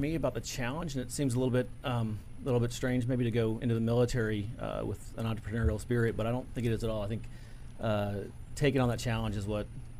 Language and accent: English; Alexandria, Virginia, United States; I grew up in Alexandria, Virginia.